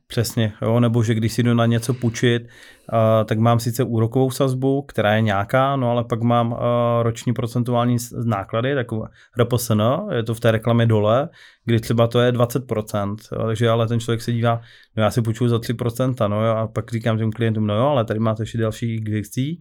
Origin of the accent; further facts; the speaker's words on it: Karviná, Moravian-Silesian Region, Czechia; já osobně jsem z Karvina